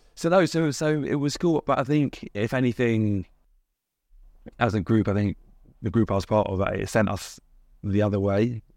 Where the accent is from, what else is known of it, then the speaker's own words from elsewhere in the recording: Watford, East of England, United Kingdom; I was in Hertfordshire, I played for Hertfordshire, so I'm, I'm, I'm, I was born in Watford.